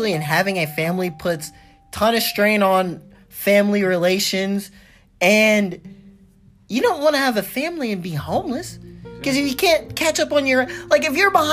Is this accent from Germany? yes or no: no; United States